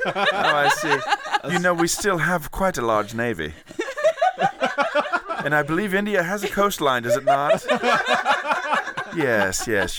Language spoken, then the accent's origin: English; England, United Kingdom; You know, I know because as all English people know each other.